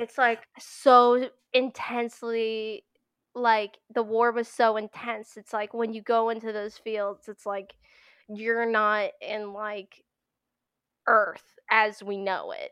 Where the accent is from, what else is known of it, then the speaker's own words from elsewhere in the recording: Pennsylvania, United States; I live in Pennsylvania, uh, born and raised in Pennsylvania